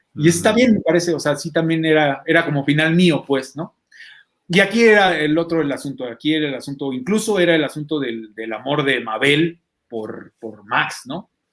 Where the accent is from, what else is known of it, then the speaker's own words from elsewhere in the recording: Mexico City, Mexico; cuando era chiquito acá por Santa Fe y por Jalalpa, Tepito y por los lugares por donde vivía